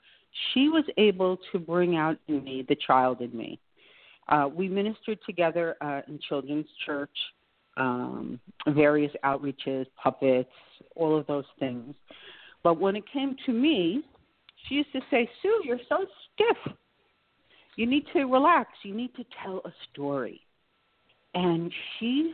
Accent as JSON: {"language": "English", "region": "New York", "country": "United States", "moved": "as an adult", "lives_now": "Boynton Beach, United States", "said": "I'm really a New Yorker. I'm here about 3 years now"}